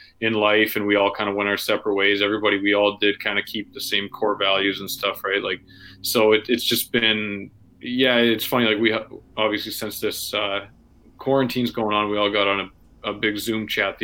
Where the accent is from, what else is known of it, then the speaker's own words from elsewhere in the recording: Red Deer, Alberta, Canada; I grew up in Red Deer.